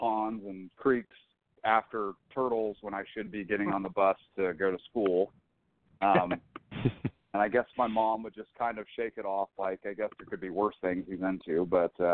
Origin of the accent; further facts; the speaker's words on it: Jacksonville, Florida, United States; moved away as an adult; now in Northern California, United States; I'm a Florida native. I grew up in Jacksonville, Florida. I currently live in Northern California.